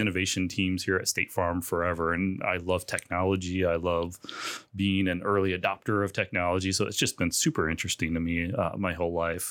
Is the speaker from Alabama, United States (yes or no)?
no; Chicago, Illinois, United States; moved away as an adult; now in Bloomington, United States; I grew up in the Chicagoland area